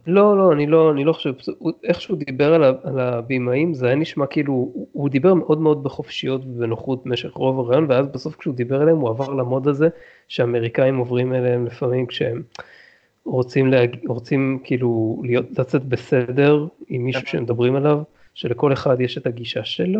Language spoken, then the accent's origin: Hebrew; Israel; לנו כישראלים